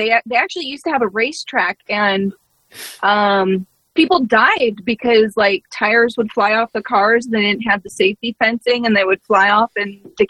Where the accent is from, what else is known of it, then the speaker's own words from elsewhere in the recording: Denver, Colorado, United States; a place I grew up near in Denver called Lakeside.